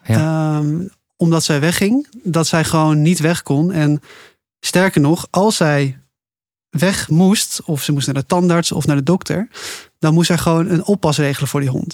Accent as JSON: {"language": "Dutch", "country": "Netherlands", "said": "ik kom uit Nederland. Ik ben dit land heel erg gewend."}